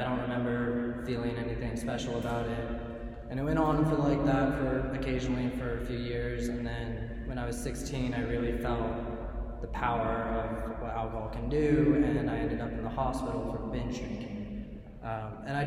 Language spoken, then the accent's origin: English; Northern California, United States; I grew up in California, in Northern California, in a small suburb.